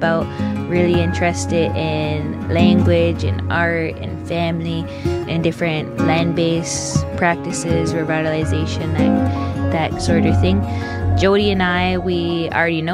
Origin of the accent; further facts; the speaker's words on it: Six Nations of the Grand River, Ontario, Canada; born and raised Six Nations Grand River